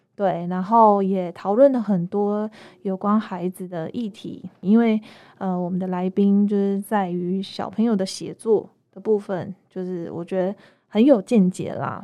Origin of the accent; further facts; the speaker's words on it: Kaohsiung, Taiwan; moved away as an adult; now in Anping, Taiwan; 我今天回高雄，因为我是高雄人